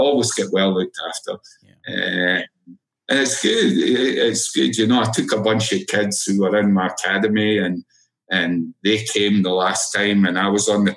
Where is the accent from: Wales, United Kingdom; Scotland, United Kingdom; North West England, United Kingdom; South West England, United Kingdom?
Scotland, United Kingdom; Edinburgh; moved away as an adult; now in United States; I'm from Edinburgh